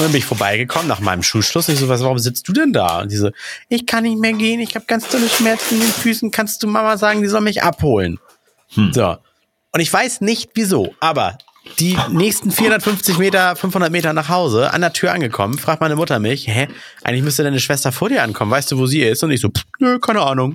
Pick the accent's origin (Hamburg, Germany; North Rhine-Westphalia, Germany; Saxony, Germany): Hamburg, Germany; hier in Duvenstedt, wo ich aufgewachsen bin